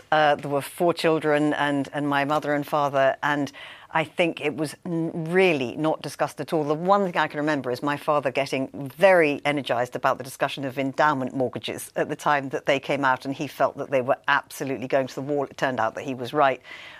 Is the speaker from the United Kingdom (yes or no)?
yes; United Kingdom; I'm British